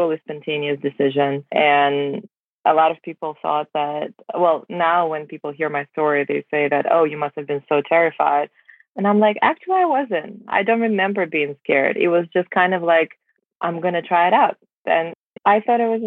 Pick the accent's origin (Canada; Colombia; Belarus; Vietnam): Belarus; English is a second language; moved away as an adult; now in United States; I was born and raised in Belarus